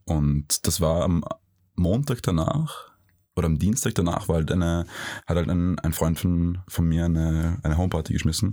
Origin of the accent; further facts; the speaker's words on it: Vienna, Austria; Ich bin, ich bin also gebürtiger Wiener. Mhm. Ich bin halb Wiener, ähm, aber auch äh, halb Ägypter